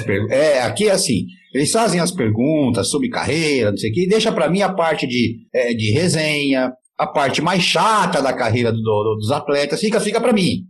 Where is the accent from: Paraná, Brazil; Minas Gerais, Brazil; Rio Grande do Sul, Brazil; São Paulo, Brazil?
São Paulo, Brazil; Jaú; eu sou aqui de Jaú também